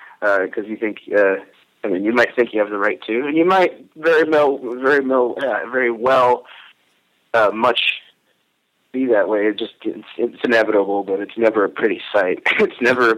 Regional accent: Pico Rivera, California, United States; moved away as an adult; I grew up in a suburb of Los Angeles called Pico Rivera

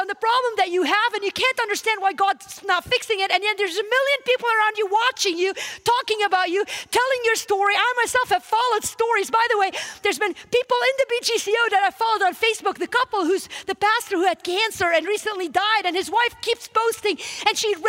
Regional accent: Wisconsin, United States; I'm from Wisconsin

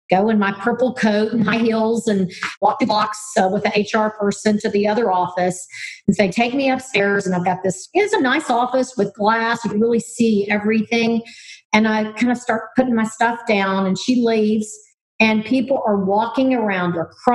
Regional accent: Southern United States, United States; being a Southerner, I think back then people kind of looked at you, you weren't maybe as smart or sharp, some accent.

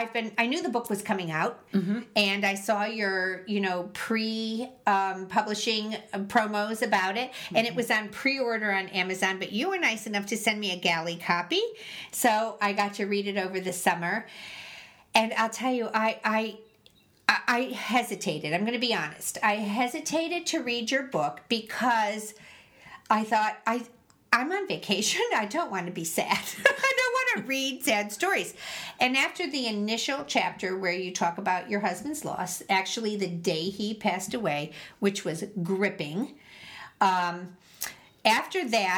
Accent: Missouri, United States; Yeah, I'm from Missouri. Show me.

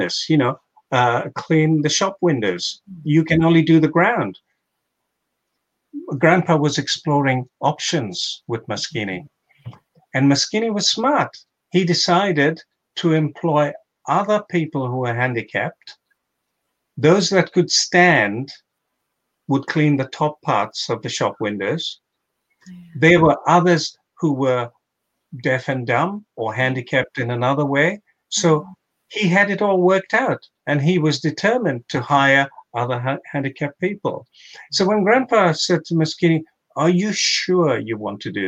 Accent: Mombasa County, Kenya; I grew up in Mombasa as a kid

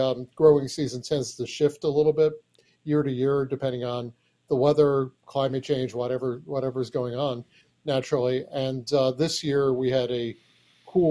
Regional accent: New York, United States; moved away as an adult; also born or lived in Washington, D.C.; now in Chicago, United States; I grew up in New York. I lived in Washington, D.C.

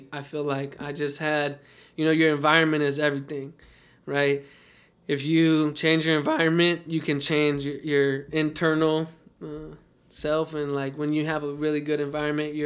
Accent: Las Vegas, Nevada, United States; I'm born and raised in Las Vegas, and I went to UNLV

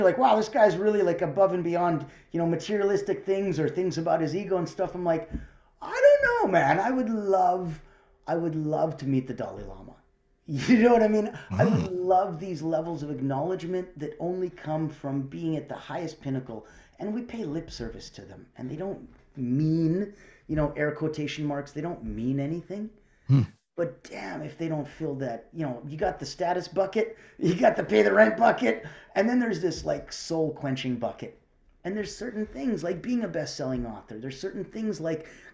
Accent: Calgary, Alberta, Canada; also born or lived in Russia; I'm from Calgary, Alberta, right? So yeah, right. Besides being born in Russia, I grew up in Calgary.

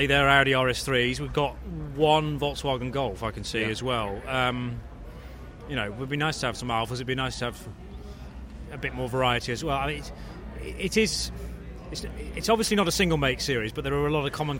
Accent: West Midlands, United Kingdom; I'm from the West Midlands in the UK. It rains all the time there

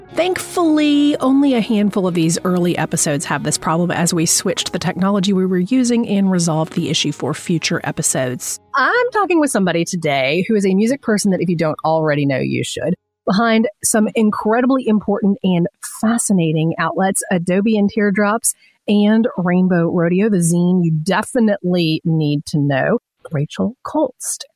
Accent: Atlanta, Georgia, United States; I'm from Atlanta

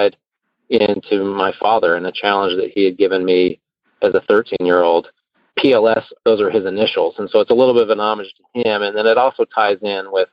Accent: Houston, Texas, United States; moved away as an adult; also born or lived in Chicago; I moved from Chicago to Houston. And while I had grown up in the area

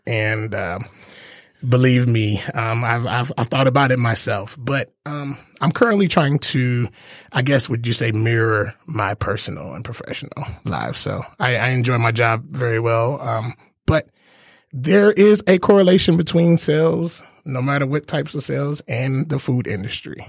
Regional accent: Detroit, Michigan, United States; I'm born and raised in Detroit, went to Cass.

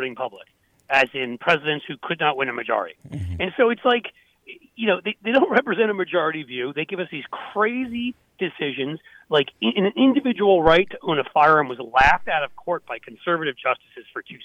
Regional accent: New York City, New York, United States; when I was growing up in New York City

